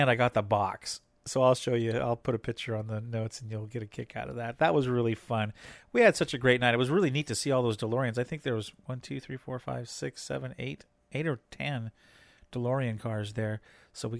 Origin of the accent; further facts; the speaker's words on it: Hoquiam, Washington, United States; It's a historical theater over in Hoquiam, which is it's my hometown, actually, but not too far from our house.